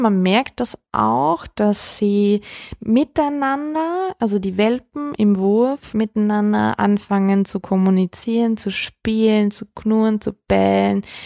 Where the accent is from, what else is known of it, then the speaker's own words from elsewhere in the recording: Austria; bei uns in Österreich